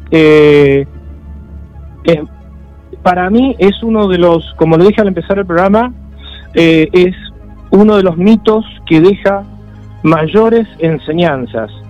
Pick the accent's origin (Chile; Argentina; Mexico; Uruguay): Argentina; Resistencia, Chaco; now in Mar del Plata, Argentina; yo nací en, en Resistencia, en en la provincia del Chaco y bueno, mi, papá era de Misiones, y mi abuela era del Paraguay.